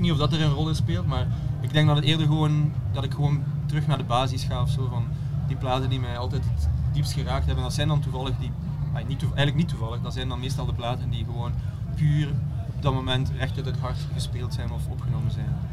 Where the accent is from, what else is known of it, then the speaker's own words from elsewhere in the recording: Belgium; moved away as an adult; also born or lived in Berlin; na tien jaar Berlijn eh, teruggekeerd naar België, ja, bij familie en zo.